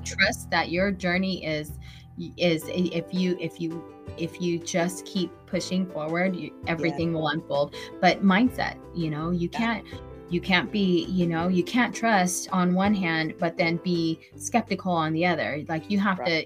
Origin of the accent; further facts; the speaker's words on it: Vallejo, California, United States; also born or lived in Hawaii; now in Antioch, United States; I'm in Antioch, but I grew up in Vallejo. I went to Vallejo High School. Um, yeah, when we moved from Hawaii to we went to we moved to Vallejo and never left there.